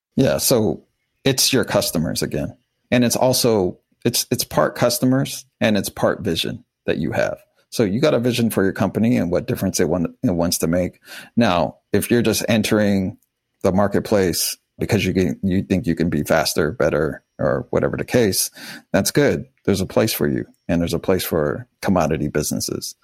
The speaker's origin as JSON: {"language": "English", "town": "Wichita", "region": "Kansas", "country": "United States", "tie": "born or raised there", "also_born_or_lived": "Miami", "moved": "yes", "said": "I was born in Wichita, Kansas during a tornado"}